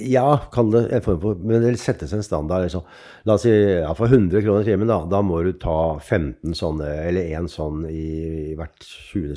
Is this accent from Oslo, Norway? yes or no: yes; Oslo, Norway; also born or lived in Ålesund; Jeg vokste opp helt uh, sør i Oslo, altså sørøst i Oslo